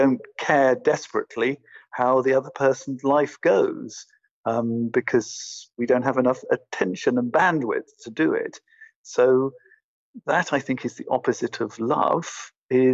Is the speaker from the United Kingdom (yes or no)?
yes; England, United Kingdom; now in Berlin, Germany; I'm originally from England